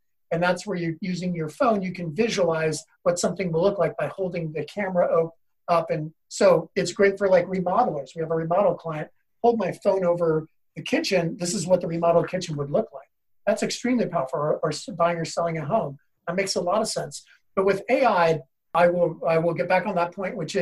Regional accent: Seattle, Washington, United States; I grew up in Seattle

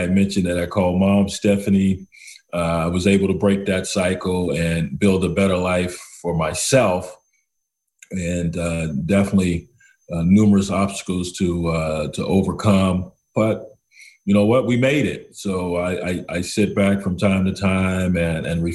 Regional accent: Lubbock, Texas, United States; moved away as an adult; also born or lived in Los Angeles, California; now in West Palm Beach, United States; I hail from the state of Texas, growing up in Lubbock, Texas.

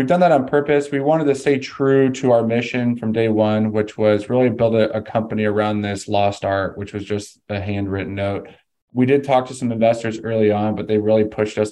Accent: California, United States; moved away as an adult; now in Phoenix, United States; I'm actually from California. I got an athletic scholarship to come to Arizona

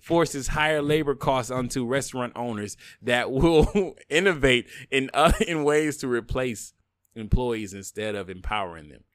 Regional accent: the South, United States; I'm a bigot from the South

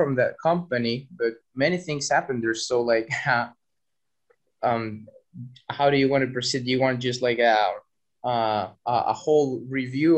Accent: Chile; moved away as an adult; now in Berlin, Germany; I'm from Chile, South America

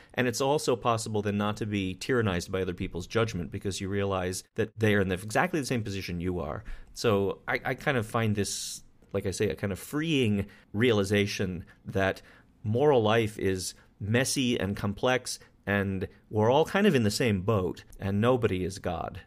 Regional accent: Wyoming, United States; I grew up in Wyoming with guns and people with guns

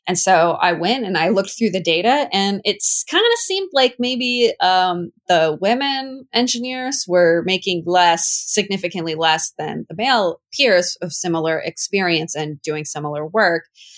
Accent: Washington, United States; also born or lived in St. Louis, Missouri; so I was living in St. Louis, Missouri for a long time. That's a whole story. But I'm from Washington originally, and I was moving back to Washington

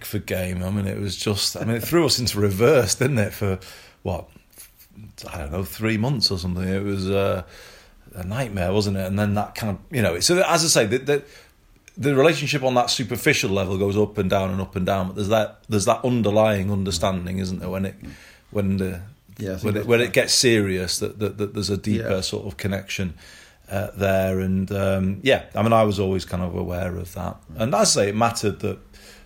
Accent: Greater Manchester, North West England, United Kingdom; also born or lived in Liverpool / Formby; I was born in Liverpool, but age one, we left Formby and my dad got a job in Manchester. So I grew up in the area where I'm talking to you now

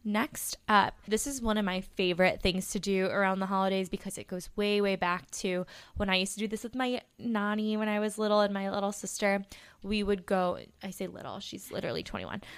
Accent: Plainfield, Illinois, United States; I'm from Plainfield

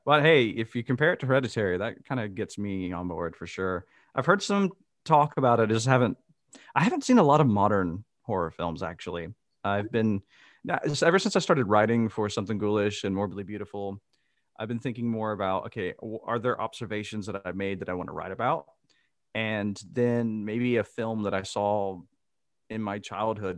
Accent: Mississippi, United States; moved away as an adult; now in Amsterdam, Netherlands; I am originally from Mississippi and I now live in Amsterdam in the Netherlands.

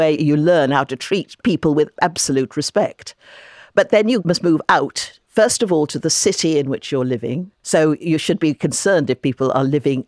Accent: London, United Kingdom; In London, for example, my hometown, which is a very rich city, 25% of the population of London are living in poverty.

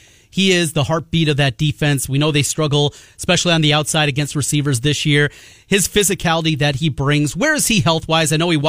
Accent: North Iowa, United States; moved away; I grew up in North Iowa

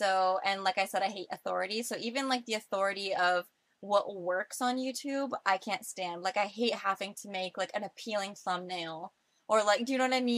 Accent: Florida, United States; I grew up in Florida by the beach.

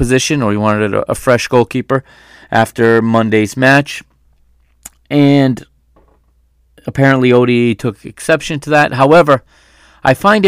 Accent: United States; I was born and raised in the United States, even though, you know, my parents are Portuguese, and I do speak Portuguese

